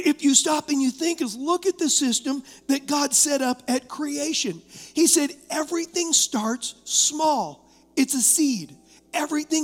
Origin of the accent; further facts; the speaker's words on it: Huntington Beach, California, United States; I was raised in Huntington Beach